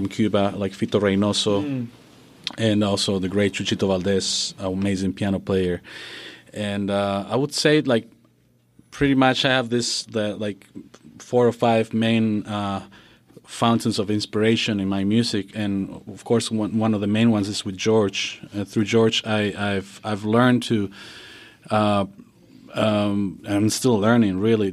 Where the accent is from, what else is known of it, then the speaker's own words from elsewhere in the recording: Bolivia; I'm from Bolivia